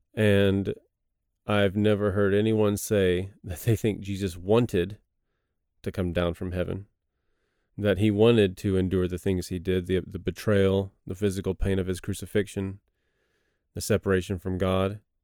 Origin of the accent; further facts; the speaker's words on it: Texas, United States; moved away as an adult; also born or lived in Cambodia; now in South Korea; I'm from Texas